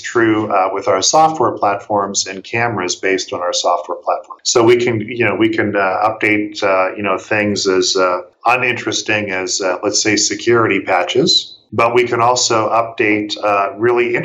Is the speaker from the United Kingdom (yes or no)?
no; Canada; moved away as an adult; I'm from Canada